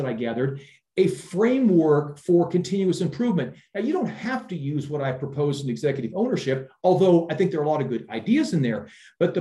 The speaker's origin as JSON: {"language": "English", "region": "Iowa", "country": "United States", "tie": "born or raised there", "also_born_or_lived": "Silicon Valley, United States", "moved": "as an adult", "lives_now": "Europe", "said": "I'm originally from Iowa, which is the middle part of the United States."}